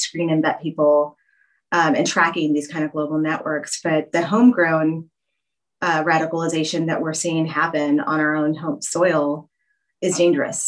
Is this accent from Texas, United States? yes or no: yes; Texas, United States; I'm from Texas and we take our marching bands really seriously down there